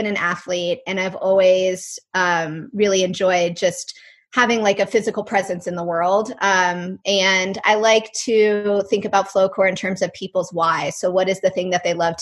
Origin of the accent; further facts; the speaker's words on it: Colorado, United States; moved away; also born or lived in North Carolina; And then I grew up in Colorado, so no surprise, I grew up in the mountains skiing.